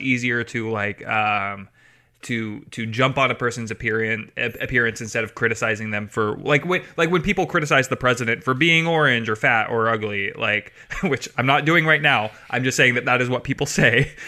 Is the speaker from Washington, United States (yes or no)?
yes; Maple Valley, Washington, United States; I grew up in Maple Valley, uh, Washington